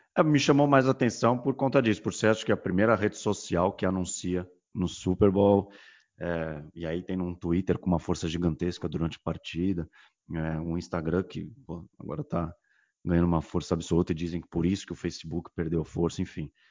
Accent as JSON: {"language": "Portuguese", "region": "São Paulo", "country": "Brazil", "said": "nós somos de São Paulo"}